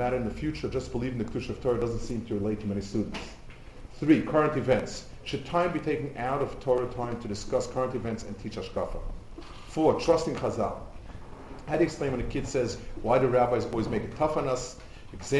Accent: United States; moved away as an adult; now in Israel; I grew up in America

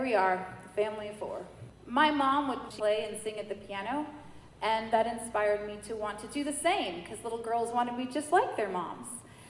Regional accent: New Jersey, United States; also born or lived in Manhattan, New York; I was born August 7th, 1976. Yes, the bicentennial year in Manhattan. I'm a New Yorker. My parents are … when I was seven, we moved to New Jersey

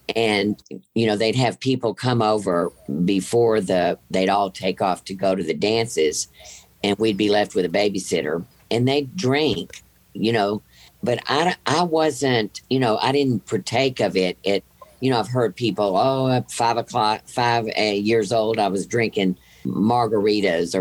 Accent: Rosenberg, Texas, United States; I grew up in a town outside of Houston, Rosenberg, Texas

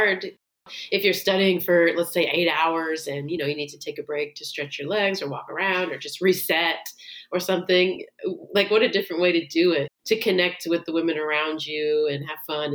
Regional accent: Maryland, United States; also born or lived in New York; now in Los Angeles, United States; I'm from Maryland, but I lived in New York for 8 years. And then now I've been in LA for about 6 years.

